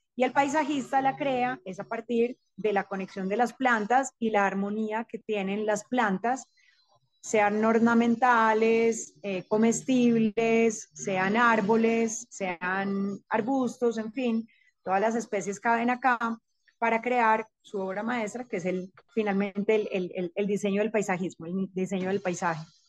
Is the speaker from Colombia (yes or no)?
yes; Rionegro, Antioquia, Colombia; crecí en el campo, crecí en Río Negro, actualmente vivo otra vez acá